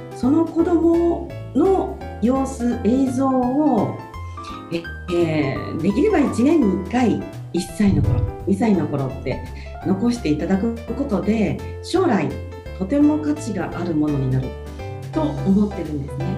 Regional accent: Kochi, Japan; moved away as an adult; now in Tokyo, Japan; 私高知出身

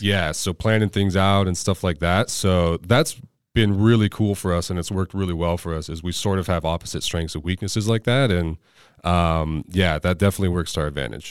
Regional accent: Orange County, California, United States; also born or lived in Ventura County, California; I spent my childhood in Orange County

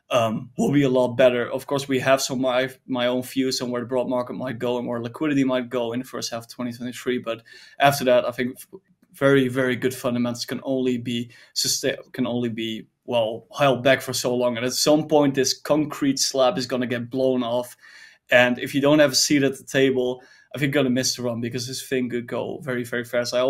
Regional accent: Netherlands; I'm from the Netherlands

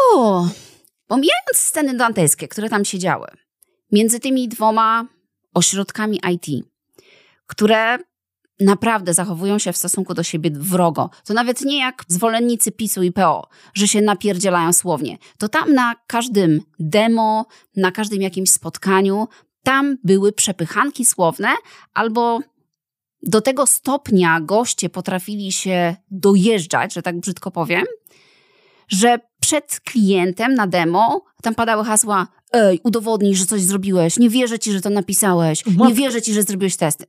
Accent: Poland

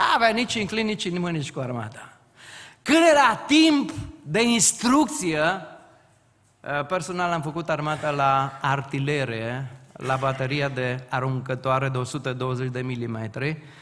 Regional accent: Timiș valley, Timiș County, Romania; locuiesc și vin din frumoasa vale a Timișului

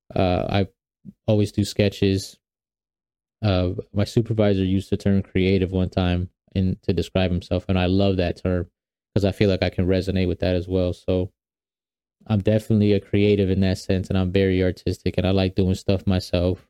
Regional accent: New York, United States; also born or lived in Guatemala (ancestry); now in Atlanta, United States; I'm originally from New York

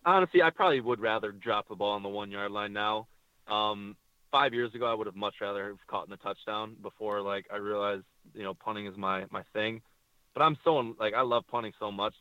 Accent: Michigan, United States; I'm from Michigan

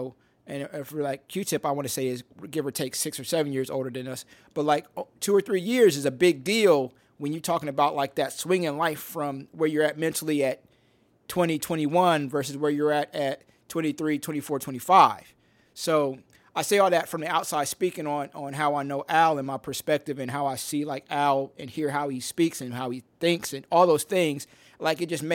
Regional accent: Midwest, United States; I grew up in the Midwest

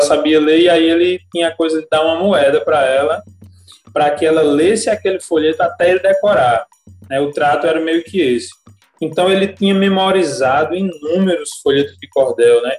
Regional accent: Alagoa Nova, Paraíba, Brazil; also born or lived in Campina Grande; Me criei em Alagoa Nova, nasci em Campina, mas eu me criei desde recém-nascido na zona rural de Alagoa Nova

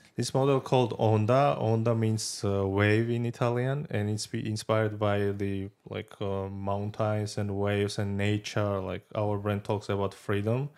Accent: Georgia; moved away; I'm from Georgia

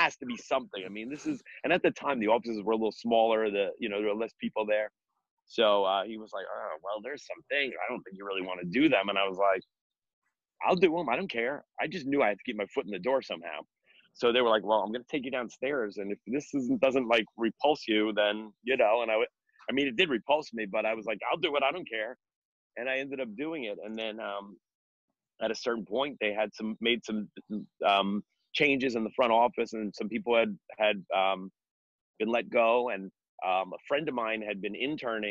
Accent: Bergen County, New Jersey, United States; also born or lived in Manhattan, New York; I was born in Manhattan, but I grew up in North Jersey, in Bergen County. And, I've been in Bergen County pretty much my whole life.

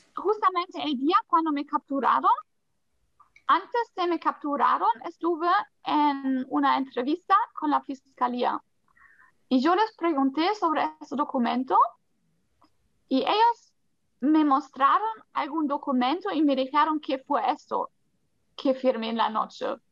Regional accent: Germany; Spanish is a second language; moved away as an adult; also born or lived in Colombia; ahora en Alemania, pues yo nací acá, pero nunca me sentí muy alemana

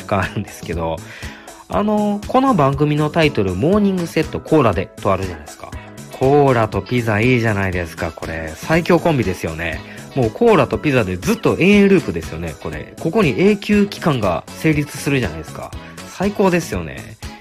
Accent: Osaka, Japan; 大阪出身でございます

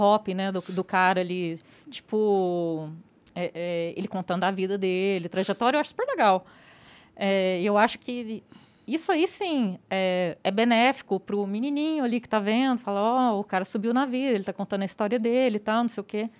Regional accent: interior of Goiás, Brazil; eu sou do interior de Goiás

